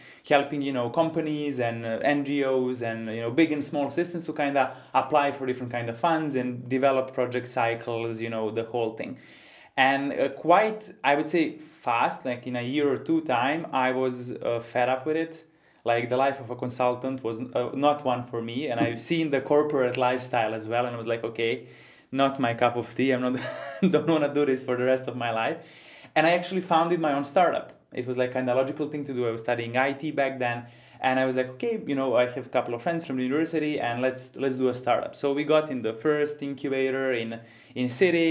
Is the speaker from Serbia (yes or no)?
yes; Ivanjica, Serbia; I'm coming from Ivanica, for those of you who don't know, a small town in Western Serbia